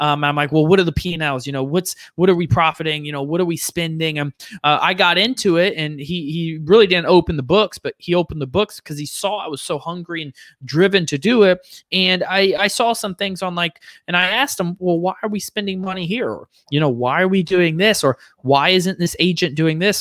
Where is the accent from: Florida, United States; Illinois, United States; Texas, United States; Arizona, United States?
Florida, United States; Fort Lauderdale and Orlando; now in Charlotte, United States; grew up in Fort Lauderdale and Orlando